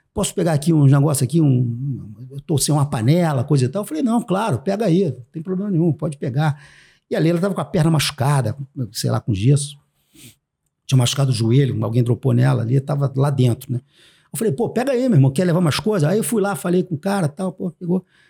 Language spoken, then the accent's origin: Portuguese; Brazil; eu brasileiro chegando ali